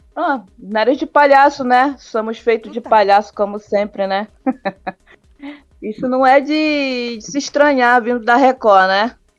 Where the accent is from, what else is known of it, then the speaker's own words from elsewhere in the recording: Rio de Janeiro, Brazil; also born or lived in Ananindeua; now in Belém, Brazil; eu sou do Rio de Janeiro, mas moro aqui em Belém.